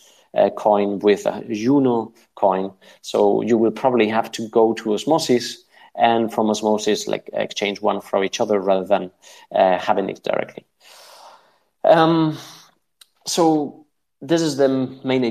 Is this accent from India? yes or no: no; Spain; I'm from Spain